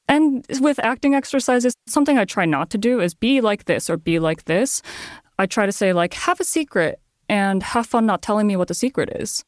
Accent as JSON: {"language": "English", "area": "Chicago suburbs", "region": "Illinois", "country": "United States", "tie": "born or raised there", "also_born_or_lived": "Japan", "second_language": "English", "said": "growing up in the Chicago suburbs. So I grew up in a very, probably ninety percent white"}